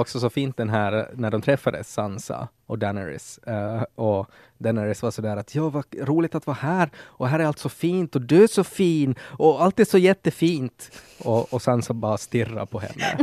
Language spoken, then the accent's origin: Swedish; Ostrobothnia, Finland; som österbottning är också sådär att att jag får prata skit om Österbotten, men det får ingen annan som mm. inte är också mm. därifrån